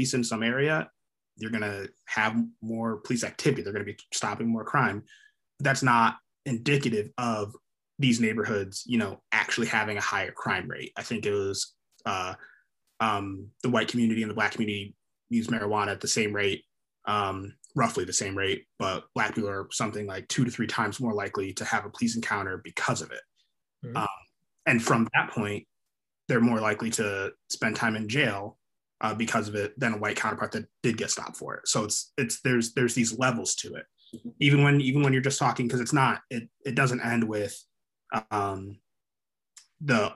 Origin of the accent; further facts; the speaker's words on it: Connecticut, United States; I grew up in Connecticut, a very, very white neighborhood, went to a predominantly white school